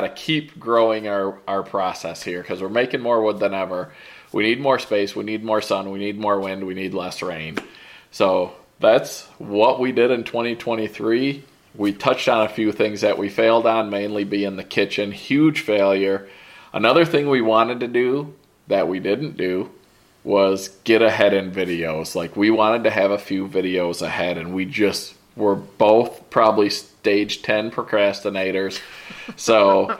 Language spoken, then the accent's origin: English; Michigan, United States; we grew up in Michigan